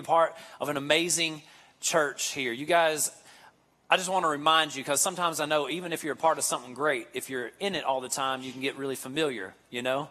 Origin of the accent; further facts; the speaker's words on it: Kentucky, United States; moved away as an adult; now in Nashville, United States; I'm actually born and raised in Kentucky. You can probably tell from the way I talk, the accent and how slow I speak